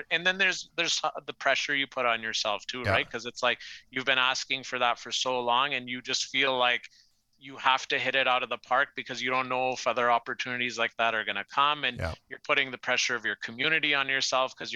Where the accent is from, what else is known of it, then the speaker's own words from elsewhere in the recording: Canada; I'm one of the biggest patriotic Canadians you can imagine, Canadian flag, bedroom window growing up